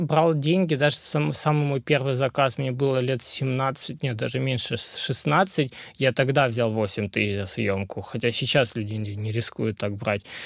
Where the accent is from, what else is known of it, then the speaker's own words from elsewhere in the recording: Pyatigorsk, Stavropol Krai, Russia; moved away as an adult; also born or lived in Yerevan, Armenia; now in Krasnodar, Russia; родился в Ереване, э, вырос в Пятигорске и переехал в Краснодар погреться